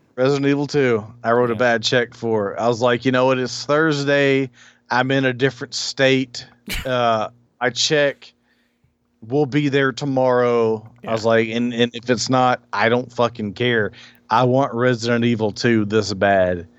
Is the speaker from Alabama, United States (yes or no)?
yes; Alabama, United States; I grew up in Alabama